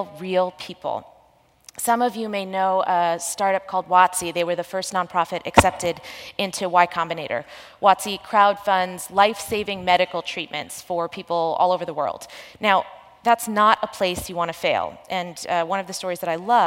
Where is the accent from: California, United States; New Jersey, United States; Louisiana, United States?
New Jersey, United States; I grew up in New Jersey